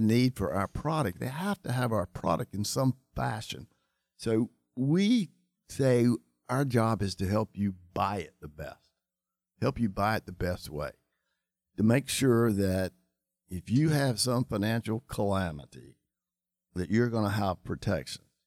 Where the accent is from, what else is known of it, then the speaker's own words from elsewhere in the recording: Charlotte, North Carolina, United States; grew up in Charlotte. I grew up uh, in the Chantilly area.